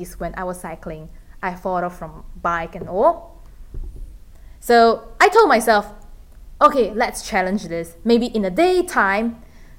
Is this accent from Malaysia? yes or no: yes; Malaysia; also born or lived in Philippines; now in United Kingdom; being a Malaysian who lives in the UK